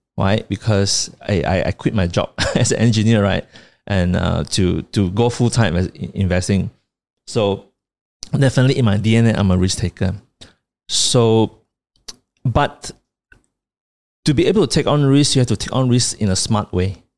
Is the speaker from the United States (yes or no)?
no; Kuching, Sarawak, Malaysia; my hometown Kuching.